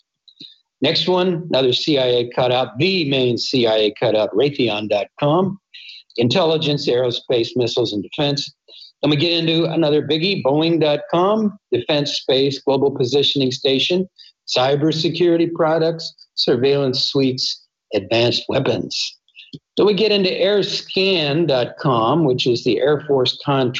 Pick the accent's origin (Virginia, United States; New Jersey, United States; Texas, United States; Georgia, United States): Virginia, United States; Arlington; I grew up in Arlington, Virginia